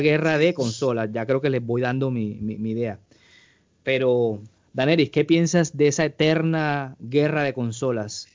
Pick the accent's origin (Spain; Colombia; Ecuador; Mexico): Colombia; yo como colombiano